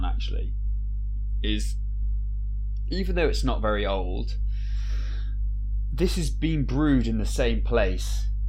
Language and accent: English; United Kingdom; we're both from the UK